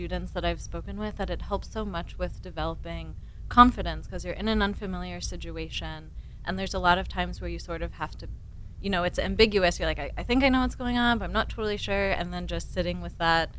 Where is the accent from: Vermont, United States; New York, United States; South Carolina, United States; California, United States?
Vermont, United States; moved away; I grew up, you know, I grew up in Vermont.